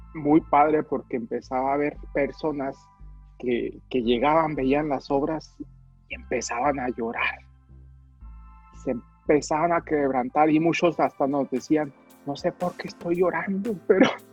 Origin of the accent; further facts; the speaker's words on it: United States; moved away as an adult; also born or lived in Cuauhtémoc, Chihuahua, Mexico; now in Mexico; ya había tenido también estudios de, arte en Estados Unidos, que es donde me crié